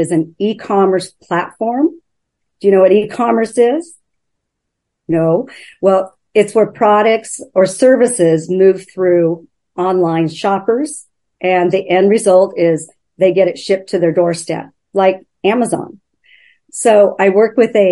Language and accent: English; Oregon, United States; moved away as an adult; now in Vancouver, United States; I'm from Oregon originally, but we moved up here about 8 years ago.